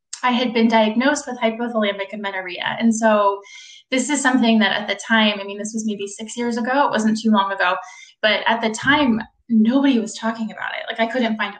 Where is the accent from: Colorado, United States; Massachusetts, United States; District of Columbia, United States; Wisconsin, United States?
District of Columbia, United States; Washington; moved away as an adult; also born or lived in Pittsburgh; I'm from the Washington, D.C. area. I moved back to D.C.